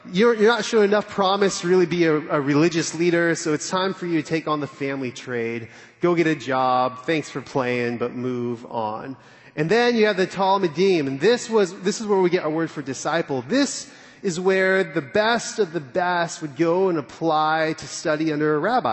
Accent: California, United States; now in Dallas, United States; I'm from California

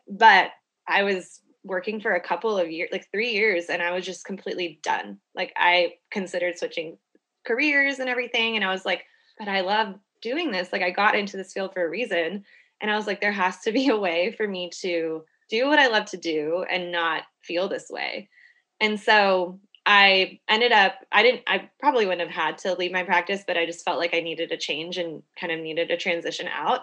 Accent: Houston, Texas, United States; now in Austin, United States; I'm from Houston

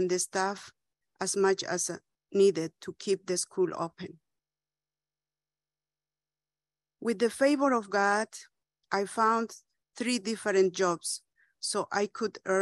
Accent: Bolivia; In my hometown, we had a friends' school

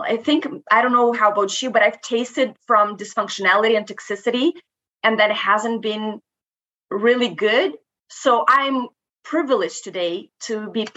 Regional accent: Moldova; first language Romanian; English is a second language; moved away as an adult; now in Canada; I'm originally from Moldova. I actually moved to Canada back in 2010.

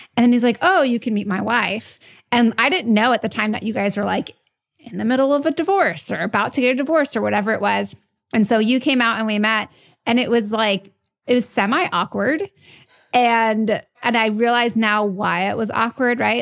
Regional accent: New York, United States; I'm a New Yorker, I'm Italian.

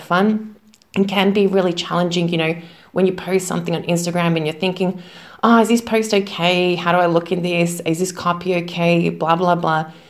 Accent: Melbourne, Victoria, Australia; moved away as an adult; now in Zagreb, Croatia; Now, I am from Australia, from Melbourne, but currently I am living in Zagreb, Croatia. I've been living here for about 10 years

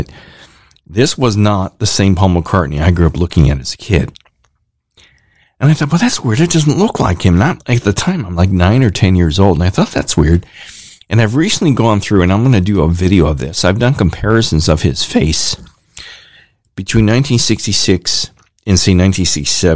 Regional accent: Ohio, United States; I'm from Ohio

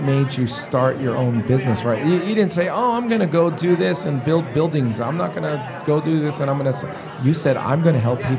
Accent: San Francisco, California, United States; now in Omaha, United States; I'm from San Francisco originally.

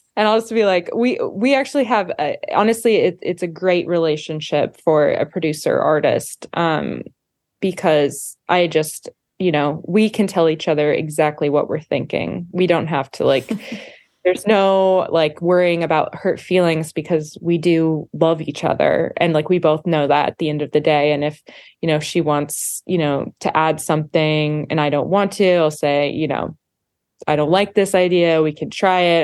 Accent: Montana, United States; we grew up in Montana together

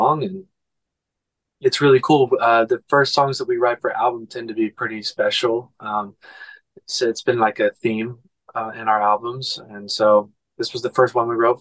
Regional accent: Oklahoma, United States; moved away; I'm from Oklahoma, so I always try to get back and go see my mom

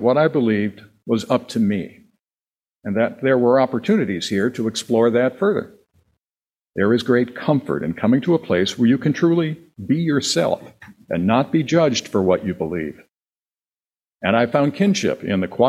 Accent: Wisconsin, United States; born or raised there

